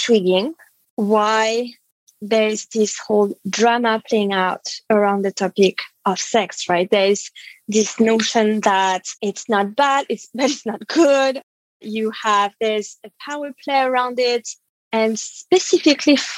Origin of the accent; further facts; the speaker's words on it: Paris, Île-de-France, France; I was born and raised in France, in Paris